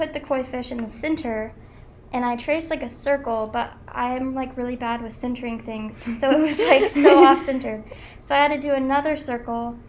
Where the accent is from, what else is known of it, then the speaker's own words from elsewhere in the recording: Wilmington, United States; I'm from Wilmington